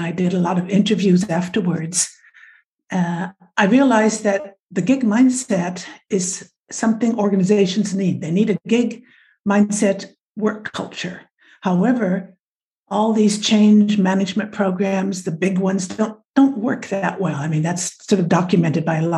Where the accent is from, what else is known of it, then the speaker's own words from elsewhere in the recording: Nebraska, United States; moved away as an adult; now in France; my origins are American, the Midwest. I was born in Nebraska, and I now have been in France for well over half my life